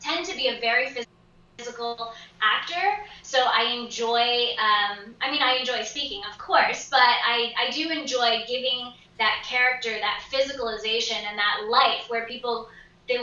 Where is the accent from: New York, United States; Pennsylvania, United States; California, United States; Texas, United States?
Pennsylvania, United States; moved away; also born or lived in Los Angeles; I grew up in Pennsylvania